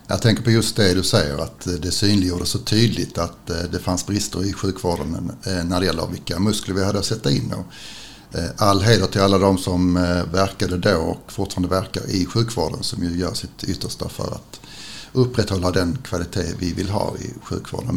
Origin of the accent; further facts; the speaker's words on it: Skåne, Sweden; vi vanliga skåningar